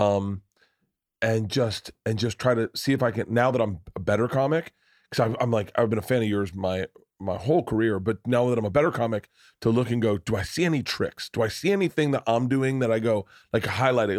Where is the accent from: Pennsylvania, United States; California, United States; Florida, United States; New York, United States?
Florida, United States; we both grew up in the South